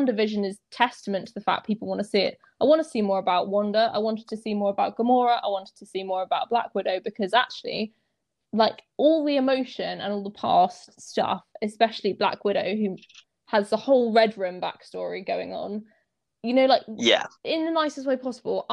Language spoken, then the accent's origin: English; England, United Kingdom; we're both English